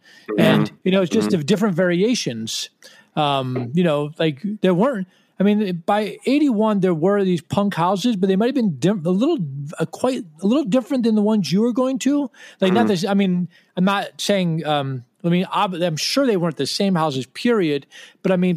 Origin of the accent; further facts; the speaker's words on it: Washington, District of Columbia, United States; we're from Washington